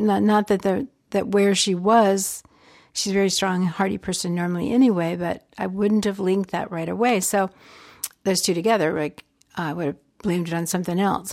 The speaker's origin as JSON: {"language": "English", "region": "Georgia", "country": "United States", "tie": "born or raised there", "said": "growing up in Georgia"}